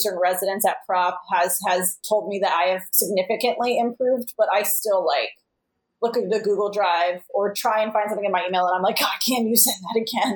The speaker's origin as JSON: {"language": "English", "town": "Los Angeles", "region": "California", "country": "United States", "tie": "born or raised there", "moved": "yes", "lives_now": "Chicago, United States", "said": "I was born in Los Angeles. I've never lived there as an adult, but I was born there"}